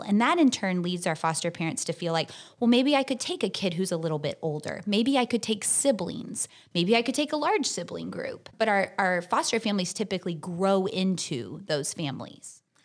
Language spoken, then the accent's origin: English; Tallahassee, Florida, United States; I'm from Tallahassee. I've lived here my whole life